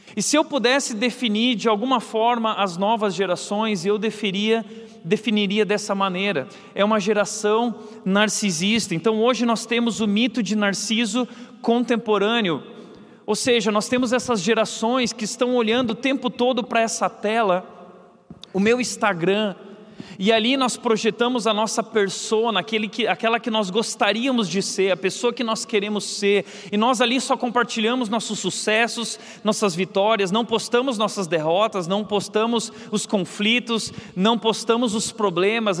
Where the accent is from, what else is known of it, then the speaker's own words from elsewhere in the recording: Rio Grande do Sul, Brazil; eu sou gaúcho, também sou lá do Rio Grande do Sul